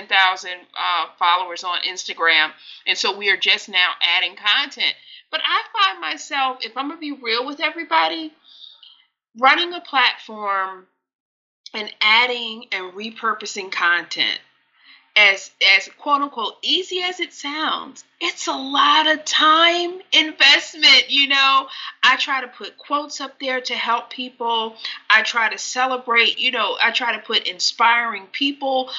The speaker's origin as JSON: {"language": "English", "region": "Delaware", "country": "United States", "tie": "born or raised there", "said": "I grew up in Delaware"}